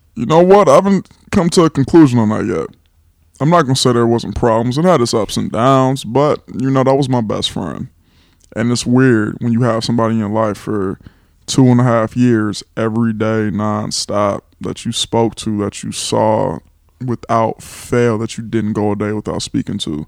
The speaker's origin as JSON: {"language": "English", "town": "Los Angeles", "region": "California", "country": "United States", "tie": "born or raised there", "moved": "as an adult", "lives_now": "Atlanta, United States", "said": "I am from California. Eighties baby, twenty-nine years old, grew up in Los Angeles"}